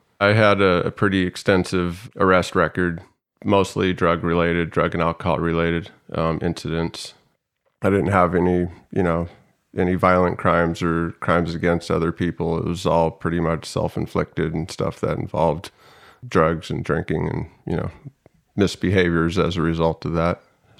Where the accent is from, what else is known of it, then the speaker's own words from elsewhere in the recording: San Diego, California, United States; also born or lived in Oregon; I think I moved down to San Diego from Oregon in 88 or 89, and I started third grade here in San Diego in a town called Mira Mesa. And I lived in Mira Mesa from third to seventh grade, and it was a good time.